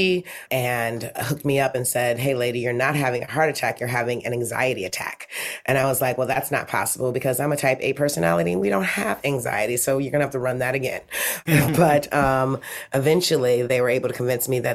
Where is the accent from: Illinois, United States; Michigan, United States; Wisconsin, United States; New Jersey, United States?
Michigan, United States; Detroit; now in Los Angeles, United States; I grew up in Detroit in the 80s.